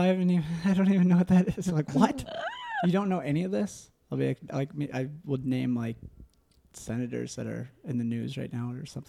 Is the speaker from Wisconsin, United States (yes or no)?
yes; Southwest Wisconsin, United States; moved away; I grew up in Southwest Wisconsin, so I listened to a lot of country growing up